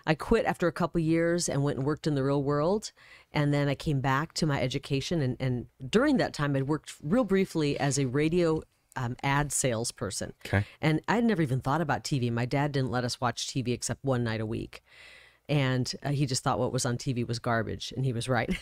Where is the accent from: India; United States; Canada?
United States; Iowa; also born or lived in Illinois; now in Arizona, United States; I grew up in Iowa, um, pretty much born and raised there.